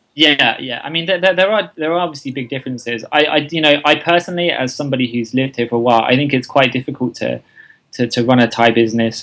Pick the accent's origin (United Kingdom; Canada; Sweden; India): United Kingdom; England; moved away as an adult; also born or lived in London / Asia; now in Thailand; I am indeed English uh, from the UK